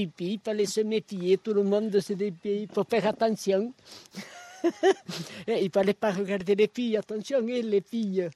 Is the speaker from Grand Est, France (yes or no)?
no; Massat, Occitania, France; J'ai toujours vécu dans la vallée, je suis né ici